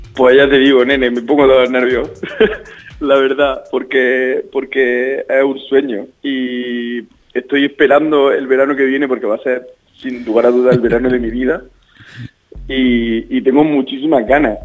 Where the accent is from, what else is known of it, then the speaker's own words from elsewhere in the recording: Linares, Andalusia, Spain; now in Granada, Spain; yo soy de Linares.